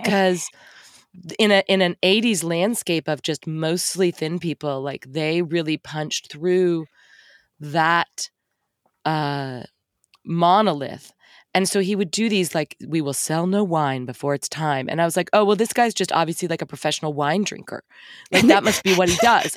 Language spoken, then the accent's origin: English; Texas, United States; I'm from Texas